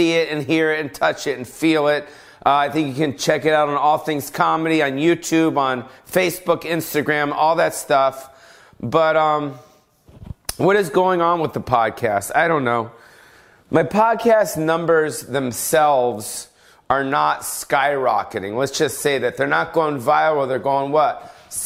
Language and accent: English; Los Angeles, California, United States; moved away; That's my hometown